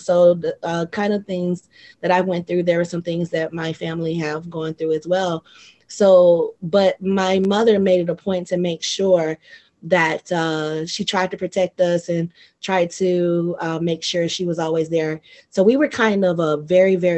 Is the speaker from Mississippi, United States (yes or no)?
yes; Mississippi, United States; moved away as an adult; also born or lived in Atlanta; now in Japan; Mississippi was home. So, you know, I grew up loving family